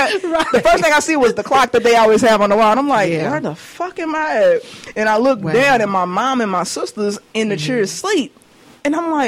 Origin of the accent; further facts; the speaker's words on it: Clarksdale, Mississippi, United States; because I grew up on Muhammad Ali. Up by Clarksdale.